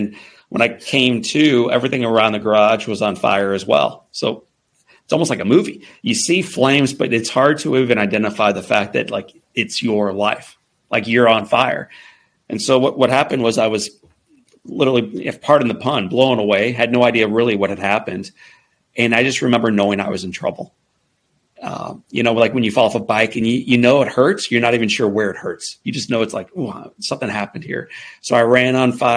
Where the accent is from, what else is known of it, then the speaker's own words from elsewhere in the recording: St. Louis, Missouri, United States; I grew up in the Midwest in St. Louis, Missouri